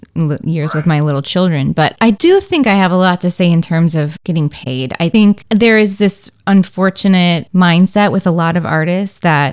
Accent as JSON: {"language": "English", "town": "Racine", "region": "Wisconsin", "country": "United States", "tie": "born or raised there", "also_born_or_lived": "Syracuse / New York / Los Angeles", "moved": "as an adult", "said": "I grew up in Racine, Wisconsin"}